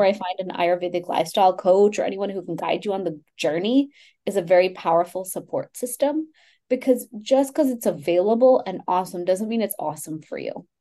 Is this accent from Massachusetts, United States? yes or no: no; Houston, Texas, United States; I grew up in Houston, Texas, from an, you know, first time immigrant family